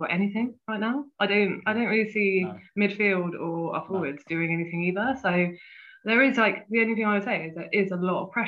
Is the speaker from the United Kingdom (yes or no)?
yes; near Bristol, South West England, United Kingdom; I grew up near Bristol